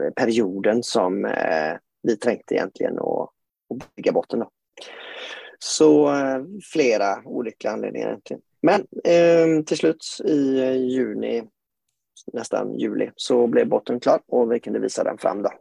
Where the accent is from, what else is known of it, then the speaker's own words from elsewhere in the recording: Gothenburg, Västra Götaland, Sweden; now in Tønsberg, Norway; jeg er som dere hører svensk, kanskje. Jeg er født og oppvokst eh, i Göteborg, på vestkysten